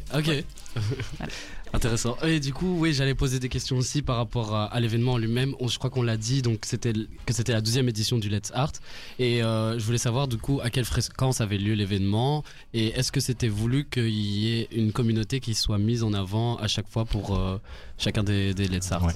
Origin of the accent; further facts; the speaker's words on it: Rwanda; now in Belgium; je viens du Rwanda.